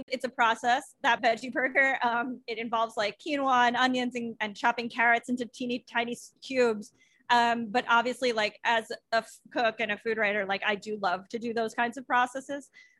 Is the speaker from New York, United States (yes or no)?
yes; Long Island, New York, United States; my hometown where I grew up on Long Island.